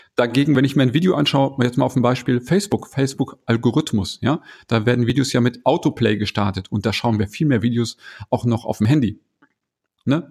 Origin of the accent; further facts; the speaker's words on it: around Bielefeld, North Rhine-Westphalia, Germany; now in Ruhr area, Germany; ich wohne hier jetzt im Ruhrgebiet, komme ursprünglich aus Ostwestfalen, falls das einer kennt. Ich komme aus der Region grob um Bielefeld